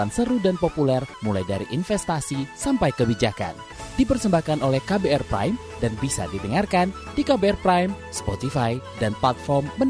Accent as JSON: {"language": "Indonesian", "town": "Bogor", "region": "West Java", "country": "Indonesia", "said": "Kebetulan saya juga dari Bogor nih, Mas Ariel. Jadi kita sama-sama orang Bogor ya."}